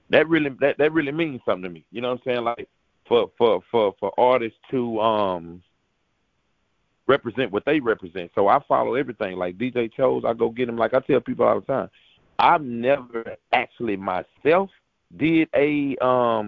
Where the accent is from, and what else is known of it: Texas, United States